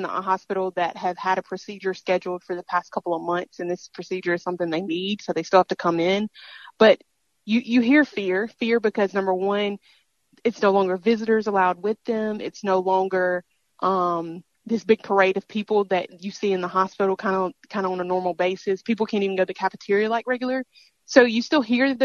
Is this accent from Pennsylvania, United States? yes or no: no; Mississippi, United States; this is my home state